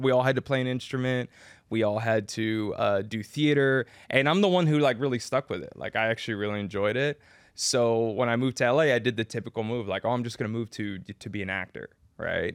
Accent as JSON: {"language": "English", "town": "San Antonio", "region": "Texas", "country": "United States", "tie": "born or raised there", "moved": "as an adult", "lives_now": "Los Angeles, United States", "said": "I grew up in San Antonio, Texas. That's where I'm from."}